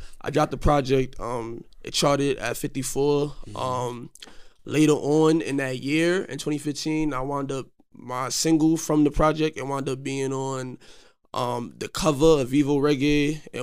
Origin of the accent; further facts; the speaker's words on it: New York City, New York, United States; I'm from Coney Island